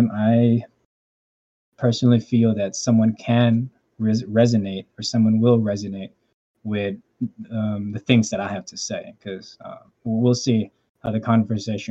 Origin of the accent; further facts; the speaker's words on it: Philippines; I grew up in the Philippines